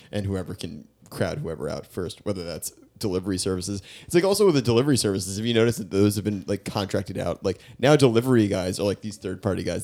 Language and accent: English; New York, United States; I grew up in New York, but also we didn't have central, we didn't have A C growing up.